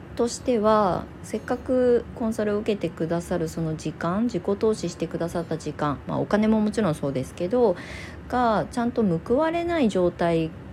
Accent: Kasama, Ibaraki, Japan; 私が元々生まれ育った実家、今そこを離れて、ちょっと街中に引っ越しをしたんですけど、その田舎の方の、まあ、笠間市全体田舎なんですけど

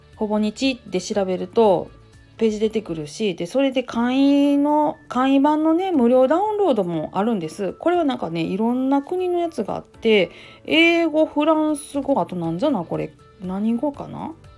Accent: Kansai, Japan; accent: Kansai-ben; 関西弁でなんやかんや思ったことをかい、えー、ゆういちらかす感じでやっております

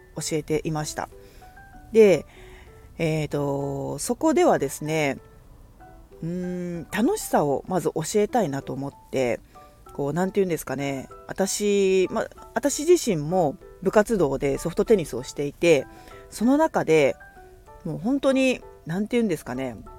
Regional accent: Kagoshima, Japan; moved away as an adult; now in Fukuoka, Japan; 鹿児島で生まれ育ち

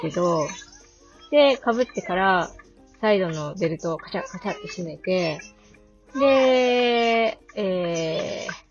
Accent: Akita, Japan; moved away as an adult; also born or lived in Saitama; 秋田県生まれで、 えー、大学で埼玉に行くまでずーっとアクセルで過ごしてたんですけれども

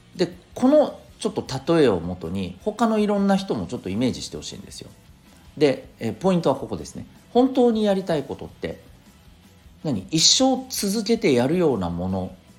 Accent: Okinawa, Japan; 私あの沖縄の出身ですけどね

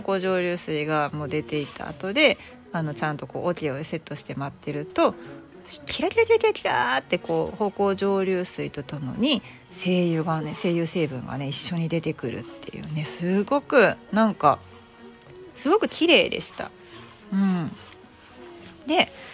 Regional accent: Fujiidera, Osaka, Japan; moved away; 私もともと出身が藤井寺というところ

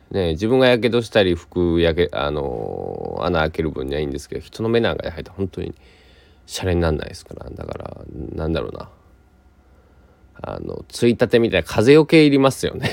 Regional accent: Kochi, Japan; ところ変わって高知県、えー、僕の生まれ育った、まあ、高速で1時間半で高知

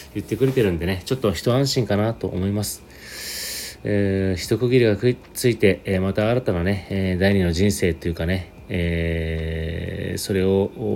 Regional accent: Sapporo, Hokkaido, Japan; moved away; 今私は、まあ、実家、えー、北海道札幌にですねえー、実家に今帰省中で

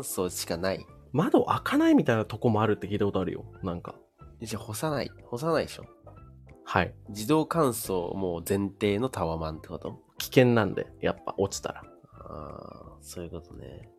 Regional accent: Shizuoka, Japan; moved away as an adult; also born or lived in Nerima, Tokyo; もともと静岡出身なので

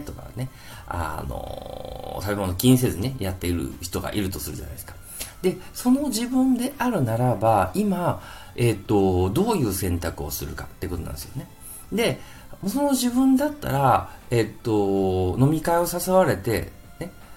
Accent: Kansai, Japan; accent: Kansai dialect; 関西弁出ちゃいましたけども

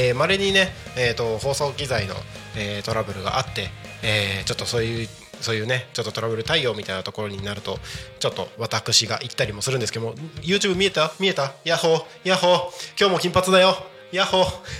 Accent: Aomori or Iwate, Tohoku, Japan; moved away as an adult; also born or lived in Tokyo; 僕地元が青森とか岩手とか

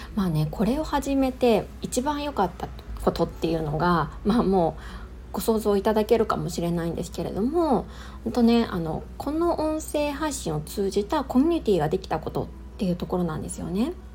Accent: Niigata, Japan; moved away; also born or lived in Chiba; 私の実家は新潟なので

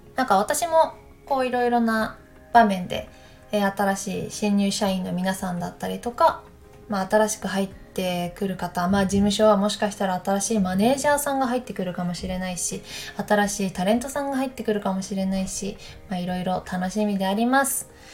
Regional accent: Takayama, Gifu, Japan; moved away; 私たちの地元飛騨高山に帰ったよ

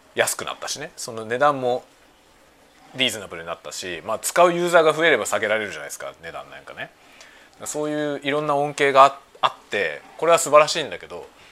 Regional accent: Japan; 同じ日本人だからさ。

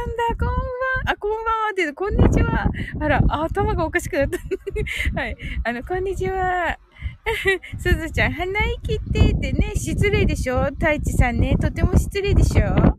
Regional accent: Kumamoto, Japan; 私ね、あの、熊本生まれなのでね

